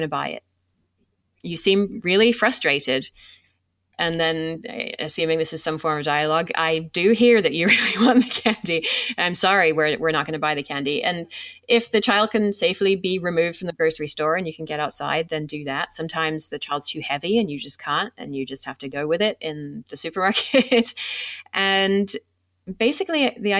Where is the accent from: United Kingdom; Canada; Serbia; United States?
United Kingdom; England; moved away; I come from England